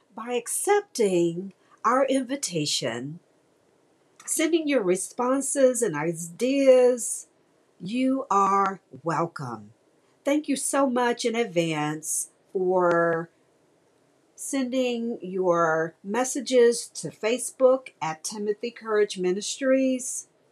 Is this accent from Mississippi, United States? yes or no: yes; Mississippi, United States; now in Houston, United States; my home state of Mississippi, Okolona, Mississippi.